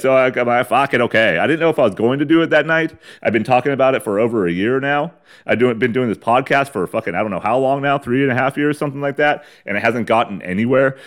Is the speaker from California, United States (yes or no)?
yes; San Diego County, California, United States; moved away as an adult; before I moved away from the old San Diego County and the fucking dusty, uh, dustbin bowl of my hometown